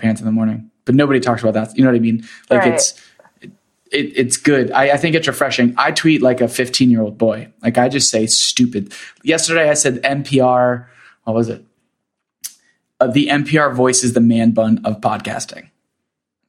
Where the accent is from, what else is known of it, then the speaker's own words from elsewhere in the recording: Central Florida, United States; now in New York, United States; I grew up in Central Florida